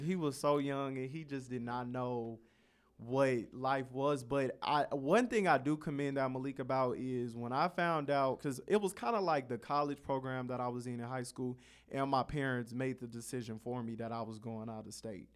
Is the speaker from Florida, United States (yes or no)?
no; Carson, California, United States; I grew up in Carson, the city right next to Compton.